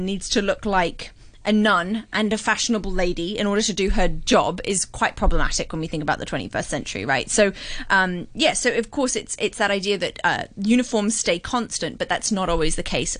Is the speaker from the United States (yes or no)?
no; Hong Kong; I was brought up in Hong Kong.